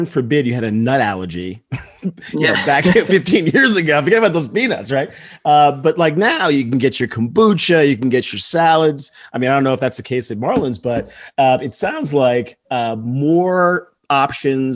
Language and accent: English; New Jersey, United States; also born or lived in Detroit, Michigan; now in Miami, United States; I'm from Jersey originally